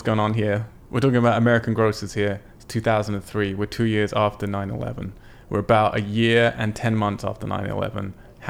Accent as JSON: {"language": "English", "region": "England", "country": "United Kingdom", "said": "I'm English."}